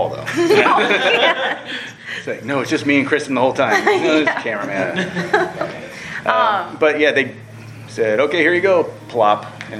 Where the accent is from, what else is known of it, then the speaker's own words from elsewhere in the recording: Washington, District of Columbia, United States; Oh, all over. I'm military family, but I call Washington, D.C. my home.